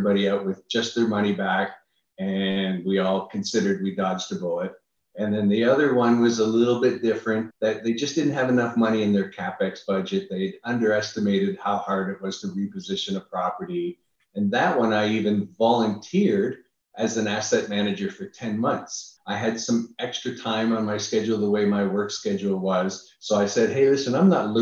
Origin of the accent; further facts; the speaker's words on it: Niagara Falls, Ontario, Canada; moved away as an adult; now in United States; I'm originally from Canada.